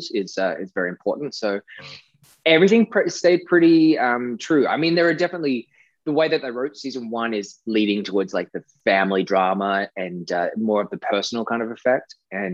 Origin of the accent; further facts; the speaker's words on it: Australia; accent: Australian; to be able to use my natural accent was fun